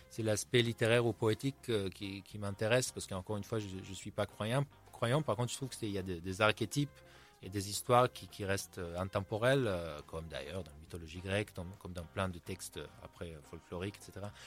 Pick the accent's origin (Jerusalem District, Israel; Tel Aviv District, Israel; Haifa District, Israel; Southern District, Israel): Tel Aviv District, Israel; Tel Aviv; French is a second language; also born or lived in United States; now in France; je viens d'Israël, je suis né à Tel Aviv. Donc j'ai grandi, forcément, même si je suis, euh, je suis pas du tout croyant et j'ai grandi dans un environnement très laïque.